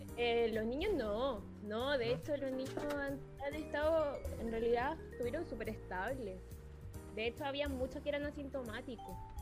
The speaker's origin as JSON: {"language": "Spanish", "country": "Chile", "moved": "as an adult", "lives_now": "Santiago, Chile", "said": "yo no soy de acá de Santiago, yo soy de Gilfue"}